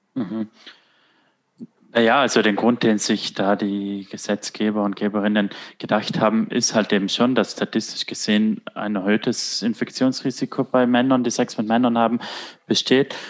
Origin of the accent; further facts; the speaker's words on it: Italy; moved away as an adult; now in Germany; ich komme aus Italien